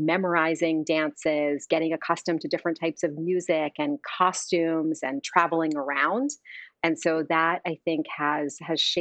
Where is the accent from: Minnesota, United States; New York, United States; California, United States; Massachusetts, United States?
New York, United States; Long Island, suburbs of New York City, United States; Grew up in the suburbs of New York City, was a Long Island kid